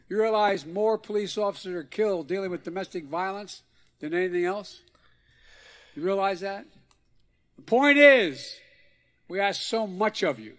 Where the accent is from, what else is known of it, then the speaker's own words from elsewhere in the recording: Scranton, Pennsylvania, United States; growing up in Scranton